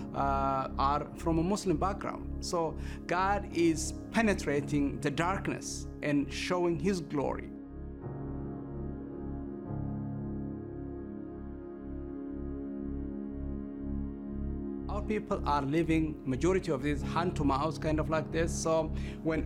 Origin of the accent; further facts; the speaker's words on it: Ethiopia; I'm from Ethiopia.